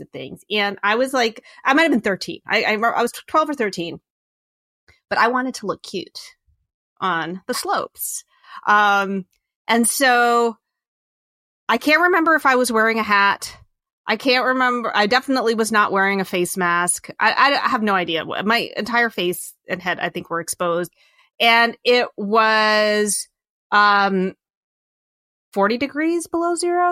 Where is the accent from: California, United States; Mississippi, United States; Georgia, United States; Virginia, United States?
Virginia, United States; I grew up in Virginia